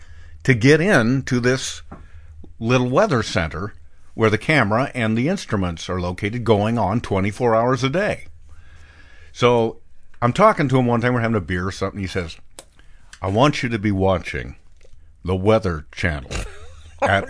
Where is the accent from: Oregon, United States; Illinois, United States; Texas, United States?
Oregon, United States; Bend; When I was a kid in my hometown of Bend, Oregon